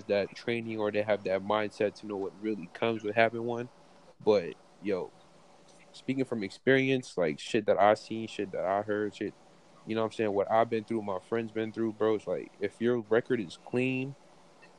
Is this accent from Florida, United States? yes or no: yes; Broward County, Florida, United States; we're all from Broward. Like we know Broward. We know what happens down here